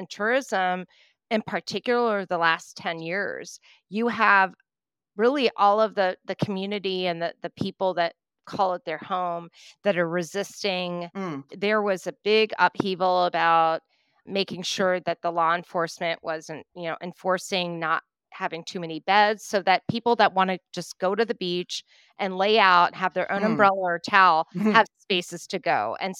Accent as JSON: {"language": "English", "region": "East Coast", "country": "United States", "tie": "born or raised there", "said": "When I was growing up on the East Coast in the U.S., the surf is so rough."}